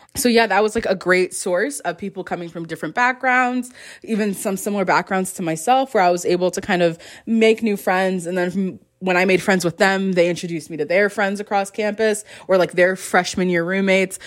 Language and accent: English; West Palm Beach, Florida, United States; moved away as an adult; another South Florida gal here with me. We're pretty close, West Palm and Miami